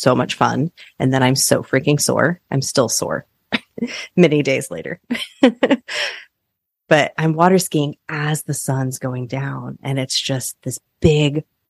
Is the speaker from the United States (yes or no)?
yes; Kansas, United States; now in Oregon, United States; I grew up in Kansas where there are arguably some of the most gorgeous sunsets in the world.